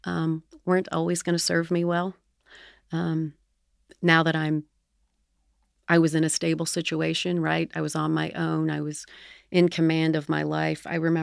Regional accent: Nitro, West Virginia, United States; I grew up in a tiny little town called Nitro, West Virginia.

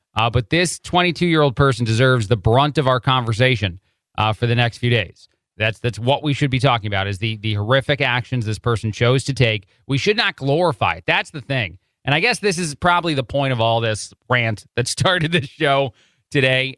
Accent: New Jersey, United States; moved away; also born or lived in Chicago, Illinois; I am from the Jersey area, but I lived in Chicago and Illinois for a long time

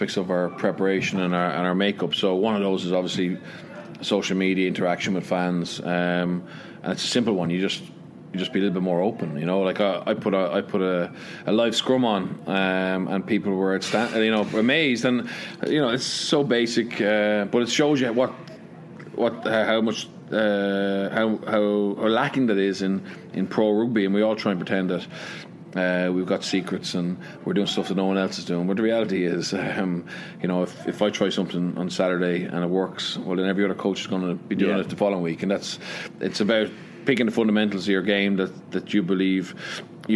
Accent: Leinster, Ireland; moved away as an adult; also born or lived in Connacht; now in Wales; in Ireland, you know, I grew up, when I was born, I was from Leinster, and I knew I was from Leinster

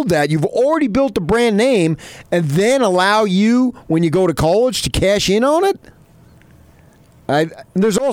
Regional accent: New Jersey, United States; I grew up in Jersey, a hardcore Ute fan

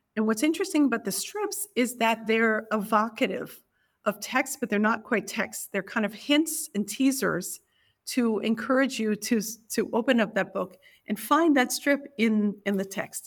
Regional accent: New York, United States; I was born in New York, and e, I was actually born in Greenwich Village in nineteen seventy

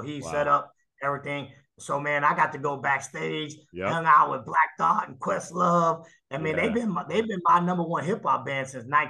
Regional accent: Houston, Texas, United States; also born or lived in Mississippi; I'm not from New York City. Right. I'm from Houston

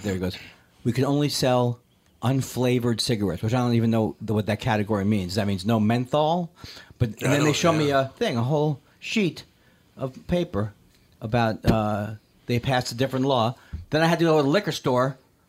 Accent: California, United States; because I'm from California, I prefer the original Sex Land.

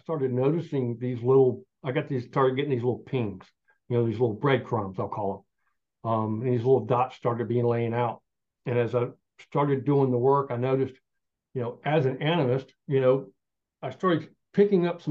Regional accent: Southern Appalachia, United States; I'm Southern Appalachian. And growing up, everybody had a little smithy

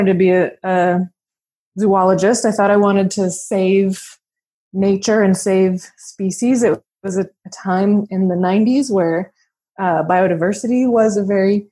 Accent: Washington, United States; I'm an American. I grew up in Washington State

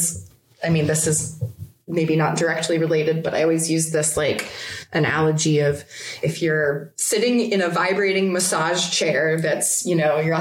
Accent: United States; as an American

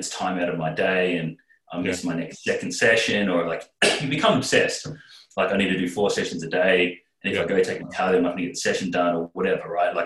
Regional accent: Australia; as an Australian representative

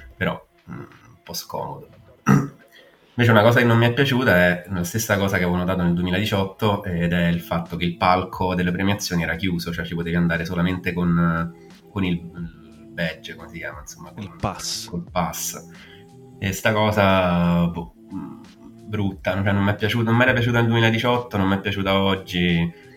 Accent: outside the Rome ring road, Lazio, Italy; sono fuori dal raccordo anulare

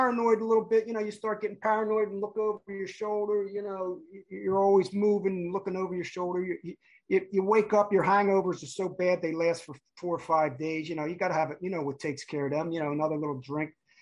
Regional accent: New Jersey, United States; now in California, United States; I grew up in South Jersey.

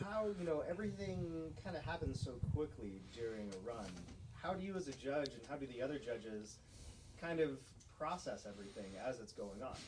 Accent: Atlanta, Georgia, United States; I grew up in Atlanta

